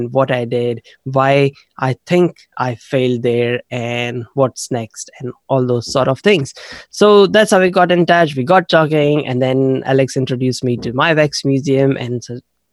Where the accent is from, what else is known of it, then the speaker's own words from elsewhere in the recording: India; moved away as an adult; now in New Zealand; I originally grew up in India. I was there till I was 21. And then 19 years ago, I came to New Zealand as an international student.